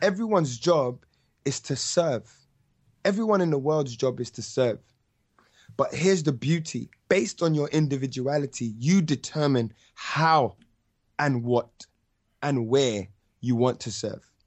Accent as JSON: {"language": "English", "region": "London", "country": "United Kingdom", "said": "I'm from North."}